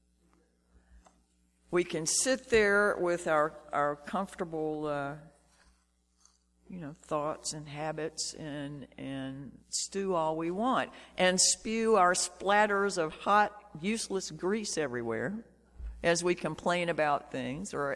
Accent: Shreveport, Louisiana, United States; as a kid growing up in Shreveport

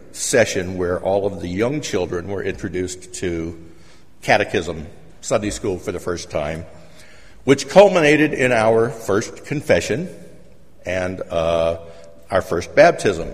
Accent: South Louisiana, United States; now in Shreveport, United States; I grew up in South Louisiana in a small town

